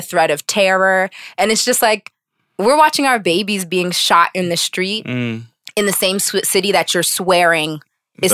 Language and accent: English; Pittsburgh, Pennsylvania, United States; He was from Pittsburgh and I'm from Pittsburgh and I know the neighborhood that he grew up in.